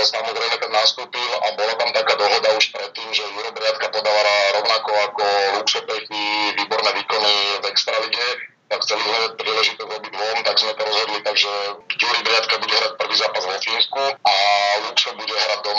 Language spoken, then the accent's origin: Slovak; Hlohovec, Trnava Region, Slovakia; moved away as an adult; also born or lived in Spain; ja som odchovanec z Lohoveckej hlavenej, som odchovanec z Bretona Lohovec a dlhé roky som tam hral za všetky mládežnické kategórie a hral som prakticky doma